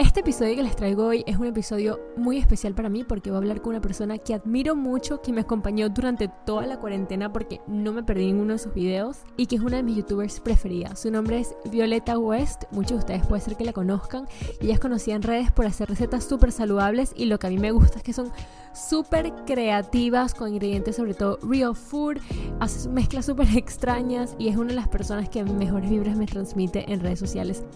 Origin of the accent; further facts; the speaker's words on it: Venezuela; yo soy venezolana, entonces esto no es una expresión que yo uso mucho